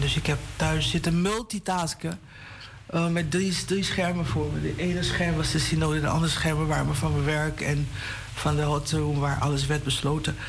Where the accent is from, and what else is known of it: Haarlem, North Holland, Netherlands; born or raised there; also born or lived in Paramaribo, Suriname / Amsterdam